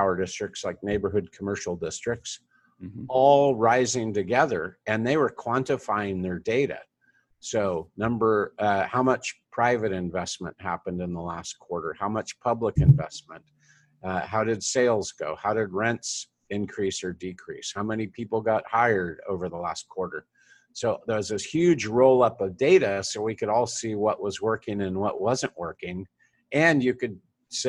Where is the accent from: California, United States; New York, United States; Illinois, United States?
California, United States; Fresno; Fresno, my hometown